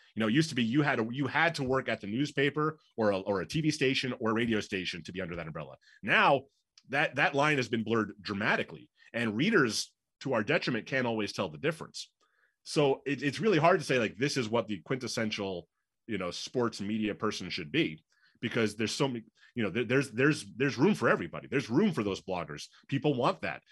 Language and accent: English; New York, United States; moved away as an adult; also born or lived in Pittsburgh / Northwest Indiana; now in Chicago, United States; I'm from New York.